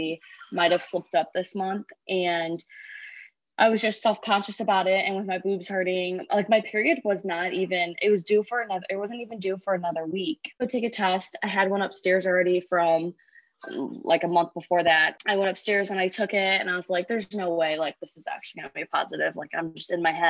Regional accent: Perrysburg, Ohio, United States; now in Oregon, United States; I grew up in Perrysburg

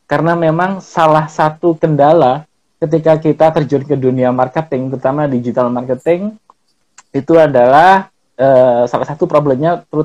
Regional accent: Malang, East Java, Indonesia; karena saya orang Malang. Karena saya orang Malang, biasanya teman-teman manggilnya kan kalau Malang itu Mas itu kan Sam ya

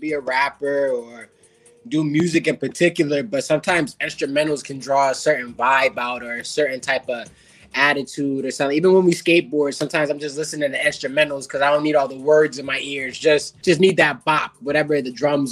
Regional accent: Connecticut, United States; I'm from Connecticut

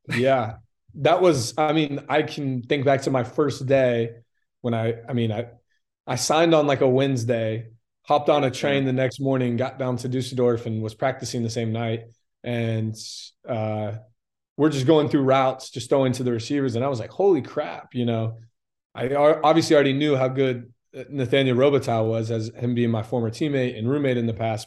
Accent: Lakeland, Florida, United States; also born or lived in Indianapolis, Indiana / Tampa, Florida; I was born there, but I'm from Lakeland, Florida.

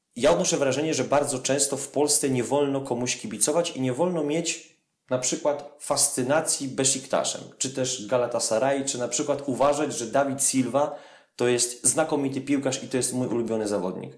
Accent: Poland; z Polski

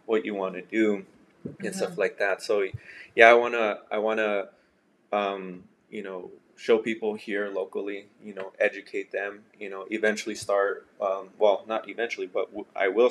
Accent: El Paso, Texas, United States; I grew up in El Paso

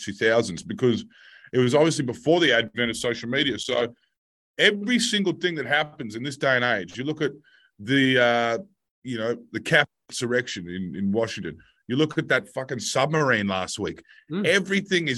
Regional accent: Australia

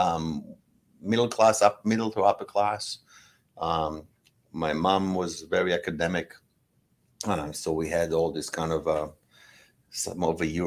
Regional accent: Israel; now in Los Angeles, United States; I grew up in Israel. I grew up as a farmer

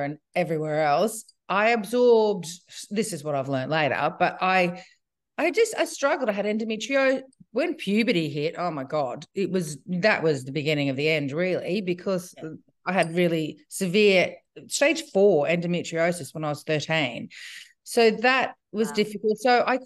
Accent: Brisbane, Queensland, Australia; now in Byron Bay, Australia; I grew up in Brisbane in the 60s, 70s, 80s

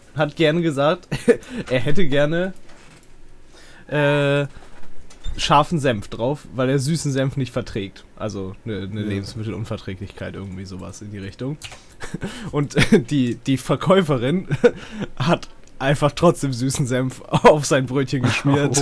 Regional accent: Northern Germany, Germany; ich komme ja aus Norddeutschland hier

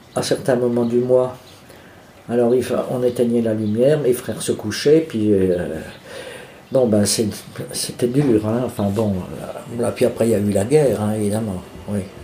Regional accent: Bourges, Centre-Val de Loire, France; also born or lived in Charleville-Mézières, Ardennes; je suis né à Mézières-Charleville, dans les Ardennes, mais je n'y ai pas vécu parce que quand j'ai eu trois ans, mes parents ont déménagé, sont venus s'installer dans le Berry. On ils sont venus à Bourges

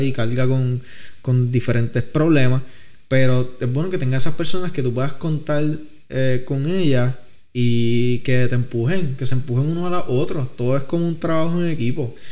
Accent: Vega Baja, Puerto Rico; soy de Vega Baja

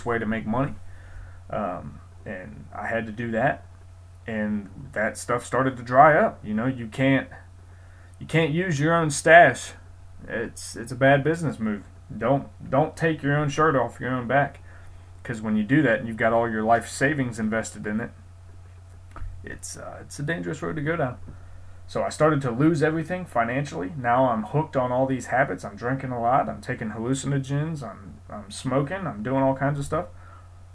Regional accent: Columbus, Ohio, United States; also born or lived in Galloway, Ohio; I grew up in Columbus, Ohio, but I'm from Galloway, Ohio

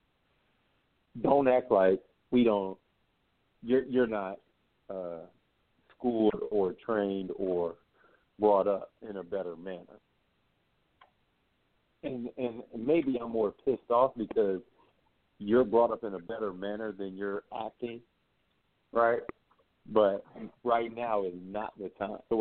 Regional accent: United States; as African American

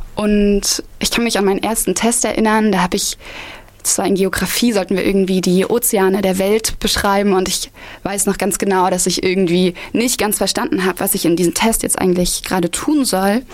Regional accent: Halle, Saxony-Anhalt, Germany; moved away as an adult; now in Erfurt, Germany; komme ich aus Halle-Saale und ähm, genau, mein Bildungsweg hat damals angefangen in der Maria Montessori Grundschule in Halle

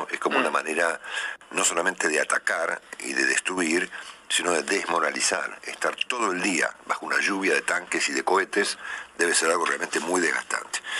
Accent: Argentina; como argentino

